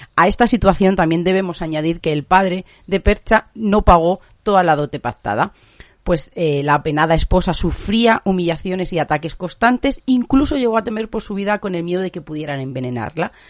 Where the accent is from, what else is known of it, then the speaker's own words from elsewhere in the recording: Spain; muy españoles, como muy de nuestra cultura